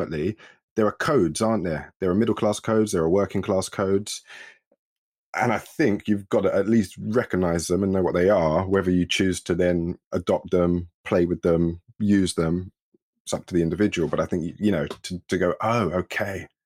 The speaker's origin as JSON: {"language": "English", "region": "London", "country": "United Kingdom", "tie": "born or raised there", "said": "I grew up in East London in the 80s, in Newham, and Waltham Forest"}